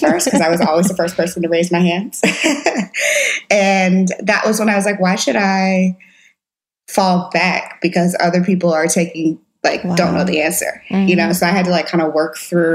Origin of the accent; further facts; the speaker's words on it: St. Louis, Missouri, United States; I'm from St. Louis, Missouri. I grew up in the suburbs of St. Louis